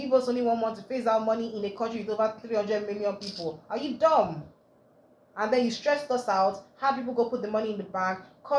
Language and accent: English; Nigeria; the new reality of being a Nigerian